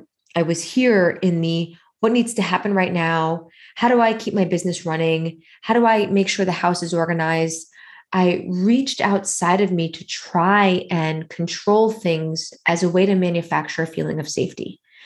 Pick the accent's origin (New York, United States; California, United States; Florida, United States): New York, United States; moved away as an adult; This whole identity that I had wrapped up in being a New Yorker, in being a particular kind of New Yorker, in being an entrepreneurial New Yorker